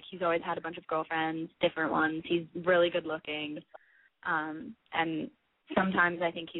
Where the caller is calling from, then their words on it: Rhode Island, United States; I'm 18, and I'm calling from Rhode Island.